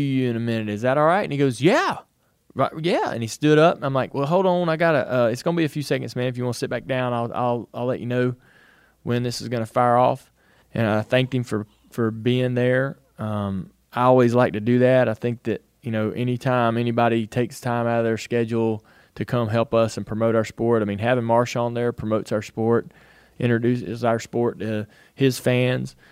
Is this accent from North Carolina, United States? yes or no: yes; North Carolina, United States; I grew up in North Carolina